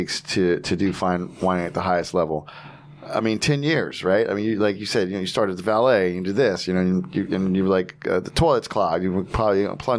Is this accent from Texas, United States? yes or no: no; New Jersey, United States; And I'm like, I'm from Jersey.